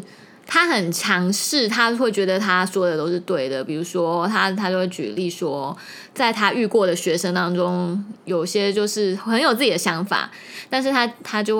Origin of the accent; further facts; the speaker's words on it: Taiwan; 我们台湾像台湾国语或者是一些台语的